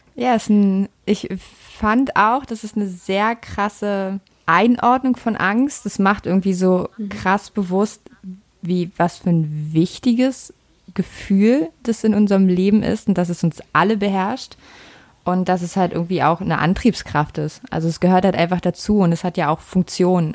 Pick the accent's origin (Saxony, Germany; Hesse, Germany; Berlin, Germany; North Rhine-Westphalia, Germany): Berlin, Germany; also ich bin ja in Berlin groß geworden. Ich komme aus Ostberlin, ich komme also aus der ehemaligen DDR.